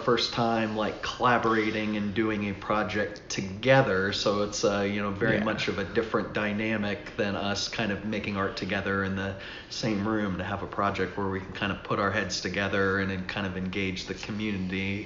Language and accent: English; Atlanta, Georgia, United States; now in Abingdon, United States; I'm from Atlanta originally